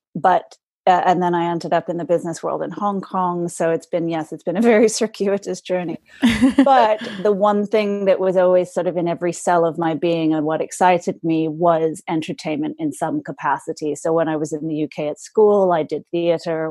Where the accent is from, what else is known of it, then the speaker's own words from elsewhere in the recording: Los Angeles, California, United States; I was born in Los Angeles and my mom was in the entertainment business. So she was a model and commercial spokesperson. And so I sort of grew up um, in the, in the entertainment industry